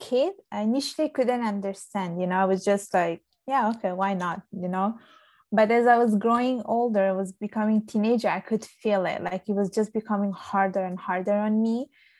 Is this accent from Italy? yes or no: yes; Palermo, Sicily, Italy; also born or lived in Vigevano, Lombardy, Italy; now in Canada; So I was born in Sicily. I was born in Palermo.